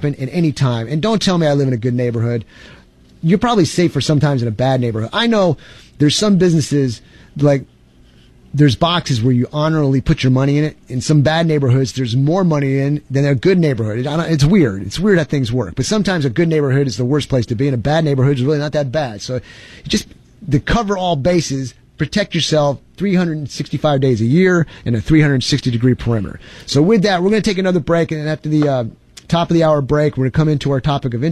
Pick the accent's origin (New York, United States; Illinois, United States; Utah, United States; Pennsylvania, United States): New York, United States; now in Texas, United States; I'm originally from New York